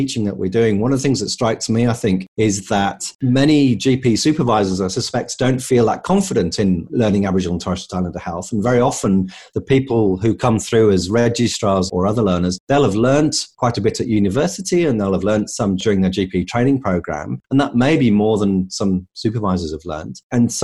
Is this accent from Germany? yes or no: no; England, United Kingdom; accent: English; now in Australia; as you can tell from my accent, I'm English.